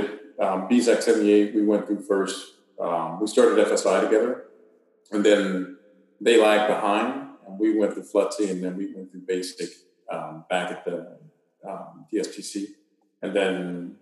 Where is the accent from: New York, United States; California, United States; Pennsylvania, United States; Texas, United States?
Texas, United States; Houston; moved away as an adult; I'm a Texas boy, and I grew up in Houston